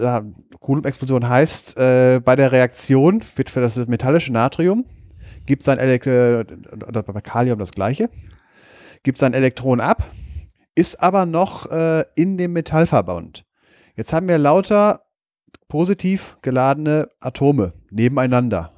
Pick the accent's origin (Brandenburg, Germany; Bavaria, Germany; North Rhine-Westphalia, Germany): North Rhine-Westphalia, Germany; Wesel; in meiner Kindheit, wo ich aufgewachsen bin, am Niederrhein in der Nähe von Wesel.